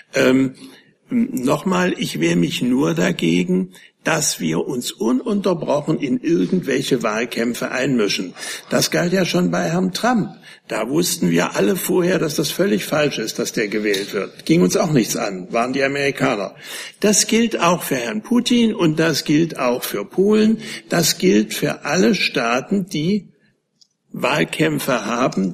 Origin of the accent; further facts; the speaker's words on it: Germany; als Deutscher